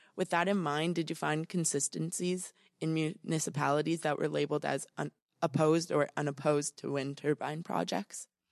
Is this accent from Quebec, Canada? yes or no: no; Windsor, Ontario, Canada; I'm from Windsor, Essex